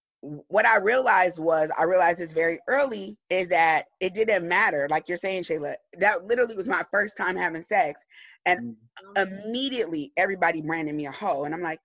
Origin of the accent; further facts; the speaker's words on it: Pomona, California, United States; I grew up in Pomona.